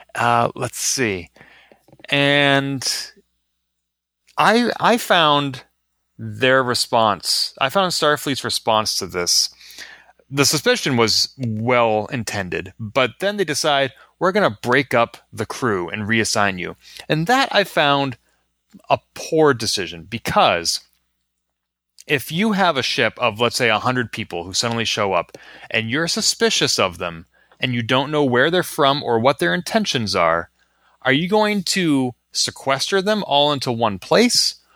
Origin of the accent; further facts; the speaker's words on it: Massachusetts, United States; growing up in Massachusetts